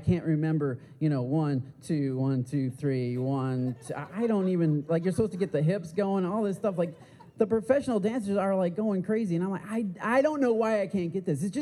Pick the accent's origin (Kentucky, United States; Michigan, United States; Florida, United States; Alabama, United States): Michigan, United States; I'm from the Midwest. I'm from Michigan.